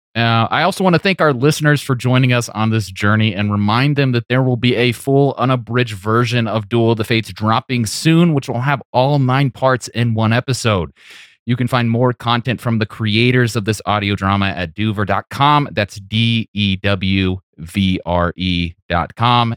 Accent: California, United States; growing up in this, in this area

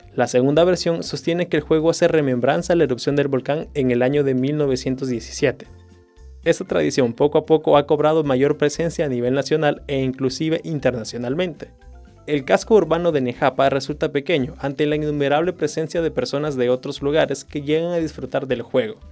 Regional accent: El Salvador; Como salvadoreños

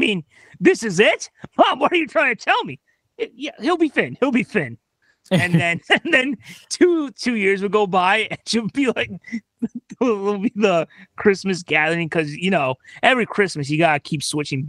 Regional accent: Texas, United States; In my home state of Texas, they say if you can't use proper English, you're as useless as a cow that don't make milk.

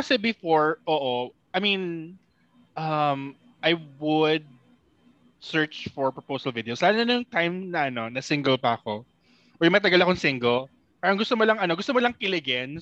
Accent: Iba, Central Luzon, Philippines; amin sa Iba, sa Zambales.

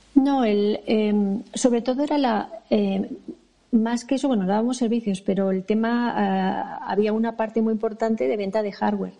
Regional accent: Madrid, Community of Madrid, Spain; yo, yo nací aquí. yo nací en Madrid

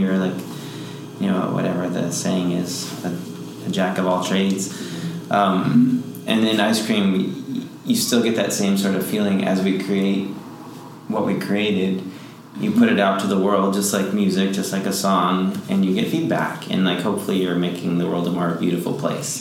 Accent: Green Bay, Wisconsin, United States; moved away as an adult; now in Nashville, United States; I'm from Green Bay, Wisconsin, and there there's a music scene, but not a music industry

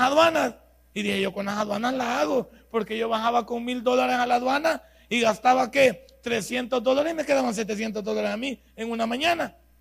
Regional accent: El Salvador; somos los salvadoreños

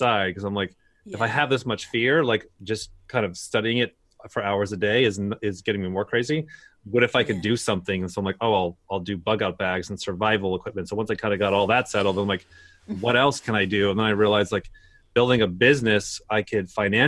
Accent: Bay Area, California, United States; moved away as an adult; also born or lived in Los Angeles / Portland; I grew up in the Bay Area

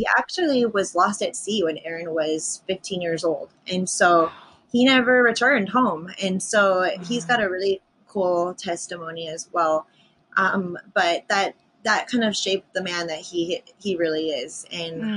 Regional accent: Honolulu, Hawaii, United States; also born or lived in Haleiwa, Hawaii; I grew up in a little old town in Kaimuki, which is right near Waikiki and Diamond Head

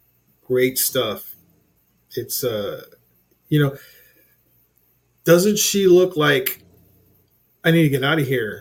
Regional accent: Corpus Christi, Texas, United States; also born or lived in Alice, Texas; I was born in Alice, Texas

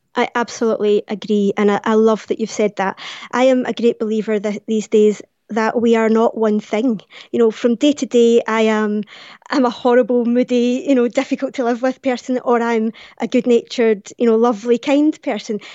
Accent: Glasgow, Scotland, United Kingdom; born or raised there

